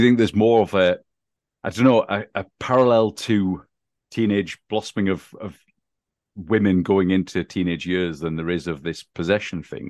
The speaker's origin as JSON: {"language": "English", "region": "England", "country": "United Kingdom", "tie": "born or raised there", "said": "growing up in England"}